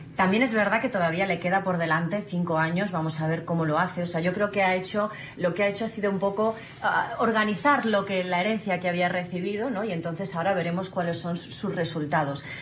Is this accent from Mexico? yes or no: no; Spain